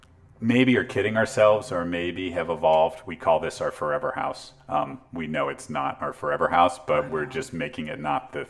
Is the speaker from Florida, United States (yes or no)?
no; Palo Alto, California, United States; In Palo Alto.